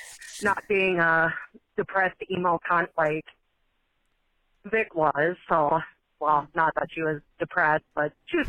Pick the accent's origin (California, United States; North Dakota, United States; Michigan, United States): North Dakota, United States; I'm actually from North Dakota